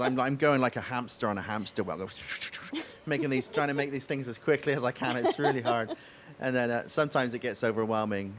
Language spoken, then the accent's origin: English; West Country, South West England, United Kingdom; accent: West Country farmer's accent; now in United States; So the part of England I come from is a place called the West Country